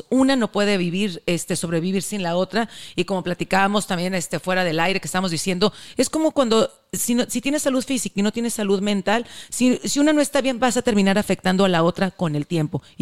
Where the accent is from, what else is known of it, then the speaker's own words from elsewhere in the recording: northern Mexico, Mexico; Aquí somos norteñas